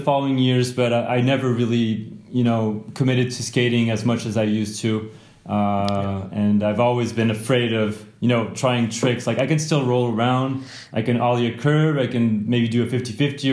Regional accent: near Grenoble, Auvergne-Rhône-Alpes, France; I grew up near Grenoble in France, which is near the Alps

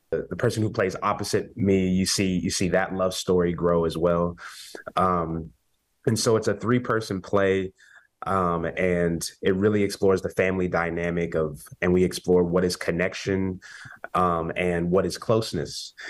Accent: Kansas, United States; we're both from Kansas

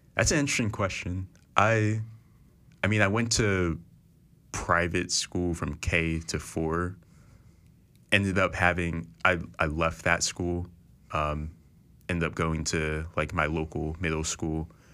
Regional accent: Philadelphia, Pennsylvania, United States; I'm from Philadelphia, so I went to a school called Central High School

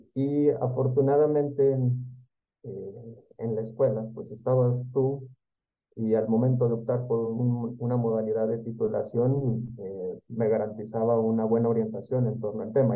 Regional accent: Comarca Lagunera, Mexico; de donde yo soy, de la comarca lagunera

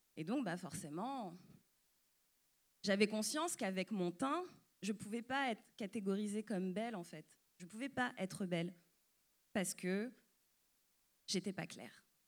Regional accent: France; suis née, j'ai grandi en France et je suis d'origine martiniquaise

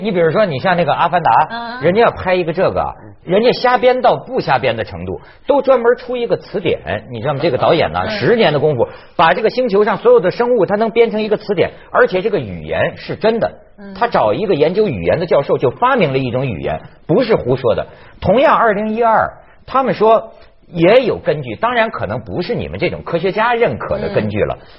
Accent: North China, China; 我就想啊，你看我也北方人，北从小北方长大，我活了四十年了

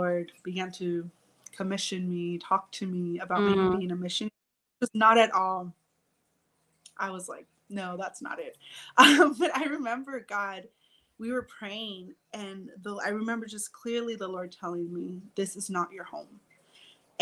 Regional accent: Southern California, United States; moved away as an adult; growing up in California, even though I wasn't born in California, even Southern California

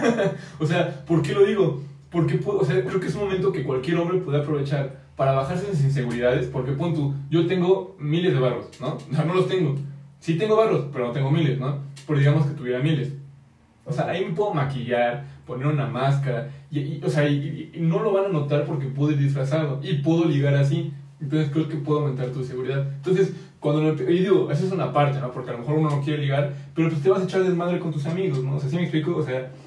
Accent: Mexico; como mexicanos

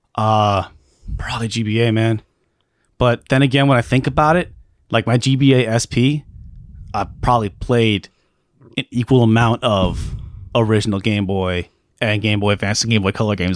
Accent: Alaska, United States; I grew up in Alaska.

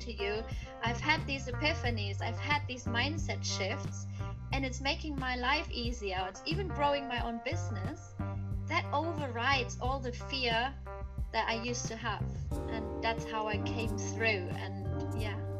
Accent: Germany; I was born and raised in Germany

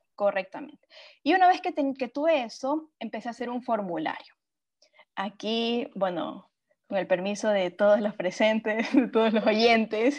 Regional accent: Machala, El Oro, Ecuador; also born or lived in Cuenca, Ecuador; tuve que volver a mi ciudad natal, Machala

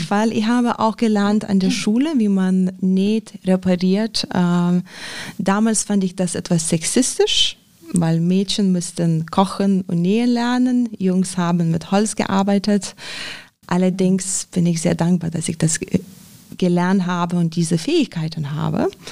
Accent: Lithuania; German is a second language; now in Germany; ich komme ursprünglich aus Litauen

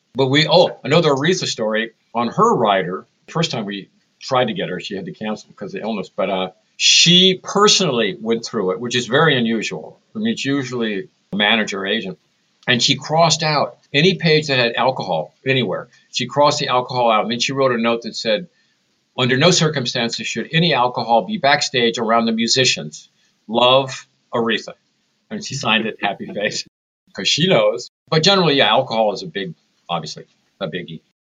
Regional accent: San Francisco, California, United States; I was raised in San Francisco

